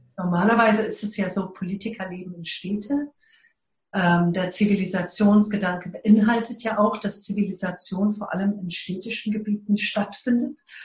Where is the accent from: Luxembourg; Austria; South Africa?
South Africa; German is a second language; ich komme aus Südafrika